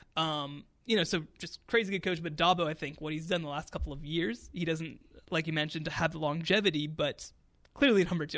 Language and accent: English; Coppell, Texas, United States; My family's from Texas. I, I'm from Coppell